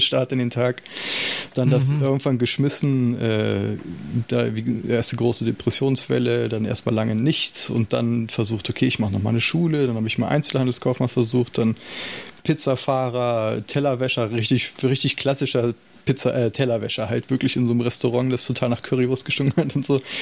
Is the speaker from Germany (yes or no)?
yes; Salzgitter, Lower Saxony, Germany; ich bin in Salzgitter groß geworden